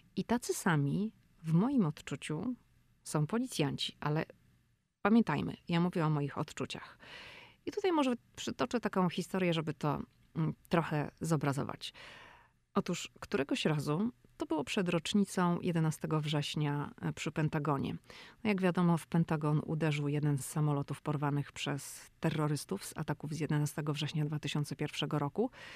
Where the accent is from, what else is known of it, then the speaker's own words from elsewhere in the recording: Poland; jestem z Polski